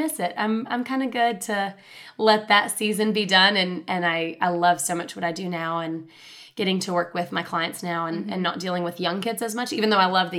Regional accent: Chattanooga, Tennessee, United States; I'm from Chattanooga. I'm born and raised in Chattanooga

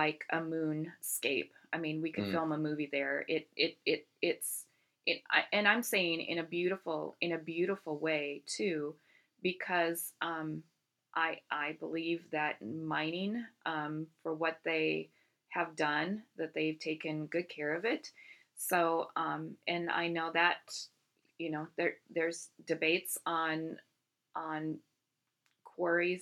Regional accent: Iowa, United States; moved away; my home state of Iowa

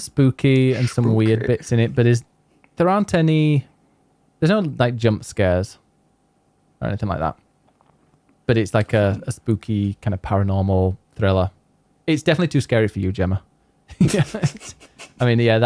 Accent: Yorkshire and the Humber, United Kingdom; I am from Yorkshire

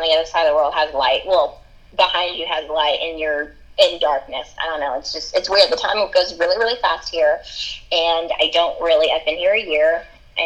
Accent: Arkansas, United States; moved away; we're both from Arkansas

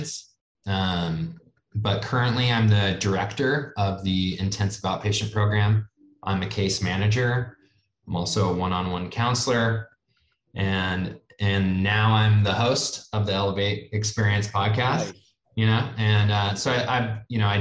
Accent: Santa Cruz, California, United States; I'm from Santa Cruz

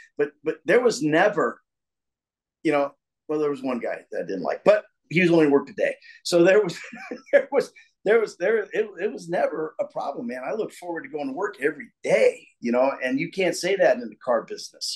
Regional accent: Danville, Illinois, United States; also born or lived in New York; now in Atlanta, United States; my hometown, Danville, Illinois

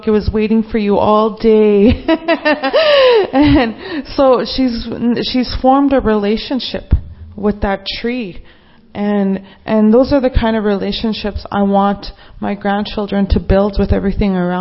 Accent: Treaty 4 territory, Saskatchewan, Canada; I'm from the Treaty 4 territory

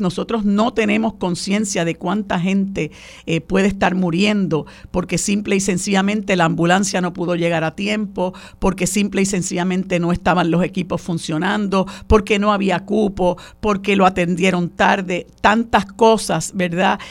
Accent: Puerto Rico

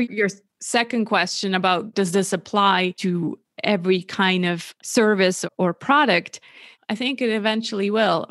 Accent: Switzerland; also born or lived in California; born and raised in Switzerland

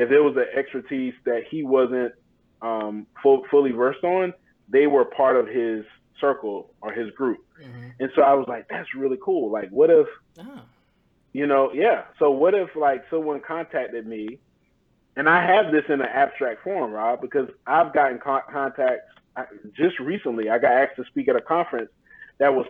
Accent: Manning, South Carolina, United States; I'm from Manning

